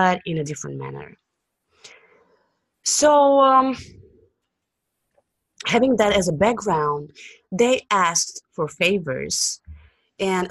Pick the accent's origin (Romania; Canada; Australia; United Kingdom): Romania; Bucharest; I was born and raised in Bucharest, Romania, which is a country in southeastern Europe.